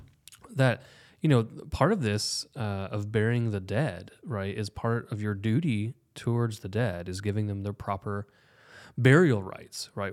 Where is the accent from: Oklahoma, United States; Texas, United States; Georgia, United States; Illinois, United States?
Oklahoma, United States; we're from Oklahoma